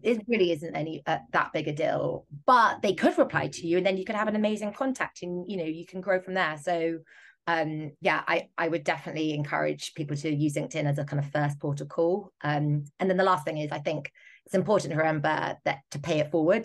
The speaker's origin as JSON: {"language": "English", "country": "United Kingdom", "said": "I'm speaking as a Brit"}